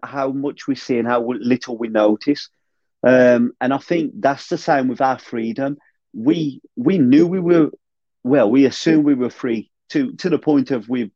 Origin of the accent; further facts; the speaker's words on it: United Kingdom; as British